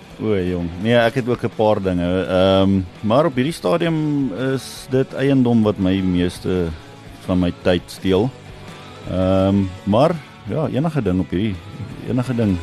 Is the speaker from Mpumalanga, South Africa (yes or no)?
yes; Badplaas, Mpumalanga, South Africa; now in Nelspruit, South Africa; ek is oorspronklik van Badplaas